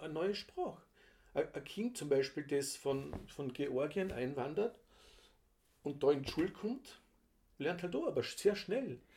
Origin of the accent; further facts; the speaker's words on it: Hörbranz, Vorarlberg, Austria; accent: Vorarlbergerisch; first language Vorarlbergerisch; mein Heimatdorf Hörbrands, das ist das letzte Dorf vor der deutschen Grenze